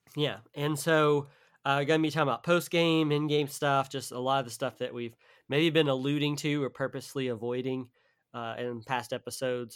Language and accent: English; the South, United States; I'm from the South, so they are, like, asking me about, like, Southern terms